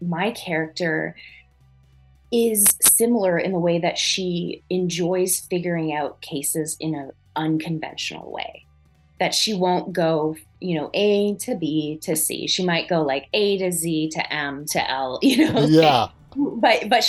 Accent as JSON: {"language": "English", "area": "an hour south of Montreal", "region": "Quebec", "country": "Canada", "tie": "born or raised there", "said": "I grew up an hour south of Montreal"}